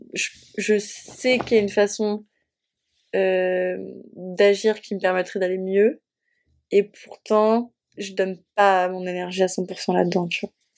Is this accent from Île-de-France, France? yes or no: no; Normandy, France; j'ai grandi en Normandie